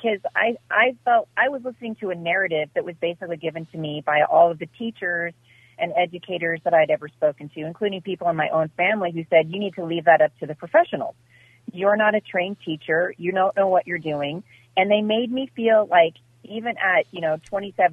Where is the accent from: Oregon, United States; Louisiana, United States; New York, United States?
Oregon, United States; Portland; I grew up in Portland. I went to school and graduated from high school in Portland.